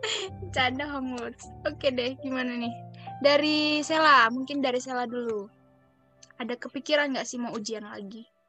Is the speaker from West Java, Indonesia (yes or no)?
no; Bengkulu, Indonesia; Aku dari Bengkulu nih. Eh, ya, aku dari Bengkulu dan sekarang aku masih di Bengkulu